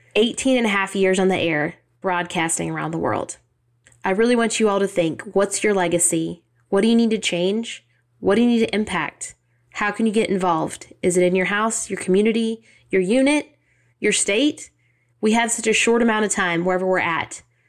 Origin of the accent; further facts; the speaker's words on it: Southeast Kansas, United States; moved away; ladies in my hometown, our tiny little town in Southeast Kansas